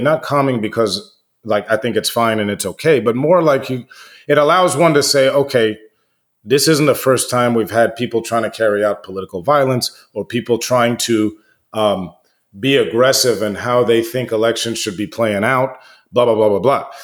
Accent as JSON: {"language": "English", "country": "United States", "tie": "born or raised there", "said": "I grew up in the United States, you know, I'm American"}